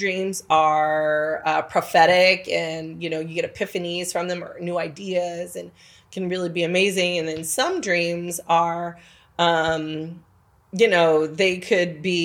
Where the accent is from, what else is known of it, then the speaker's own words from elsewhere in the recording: California, United States; moved away; I come from California